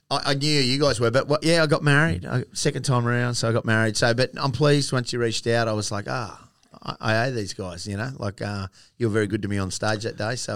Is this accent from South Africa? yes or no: no; New South Wales, Australia; also born or lived in Sydney / Yass; now in Queensland, Australia; I'm from New South Wales. Shock horror. I'm not a Queenslander